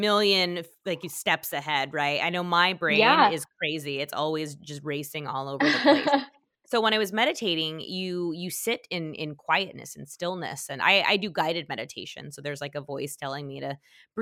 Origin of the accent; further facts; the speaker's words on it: Utah, United States; moved away; I'm from Utah